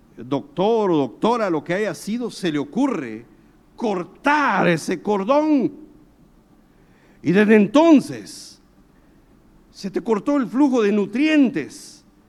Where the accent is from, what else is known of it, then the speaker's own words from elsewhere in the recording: Guatemala; yo soy guatemalteco